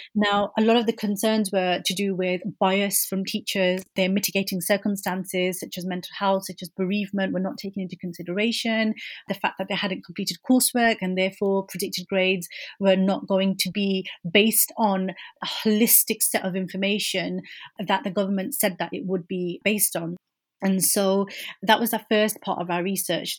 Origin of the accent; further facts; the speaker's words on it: Birmingham, West Midlands, United Kingdom; coming from inner city Birmingham as a British Muslim woman of Kashmiri heritage